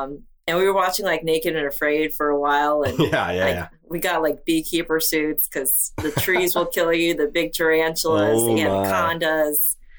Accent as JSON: {"language": "English", "region": "New York", "country": "United States", "tie": "born or raised there", "also_born_or_lived": "Peru", "moved": "yes", "lives_now": "Islamorada, United States", "said": "I was born in Peru, raised in New York, and now I live in Isla Mirada, Florida, in the Florida Keys"}